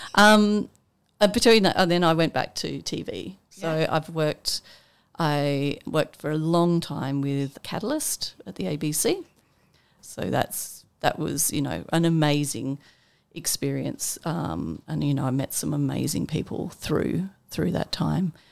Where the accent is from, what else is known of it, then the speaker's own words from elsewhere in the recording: Armidale, New South Wales, Australia; now in Canberra, Australia; I grew up in Armidale in New South Wales, uh, small on a small little farm.